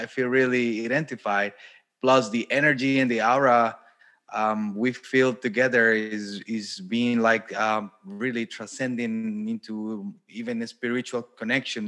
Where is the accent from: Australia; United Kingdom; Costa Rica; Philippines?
Costa Rica; moved away as an adult; also born or lived in Germany / Brazil; now in Poland; I'm from Costa Rica